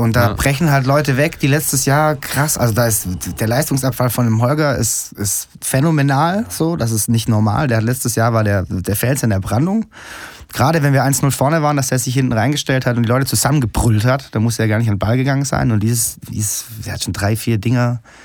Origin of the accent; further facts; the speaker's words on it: Stuttgart, Baden-Württemberg, Germany; ich komme aus Stuttgart, bin ein Musiker